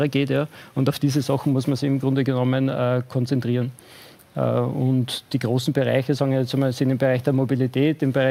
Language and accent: German; Austria; Wir sind ja als Österreicher Mitglied in der NATO-Partnerschaft für den Frieden.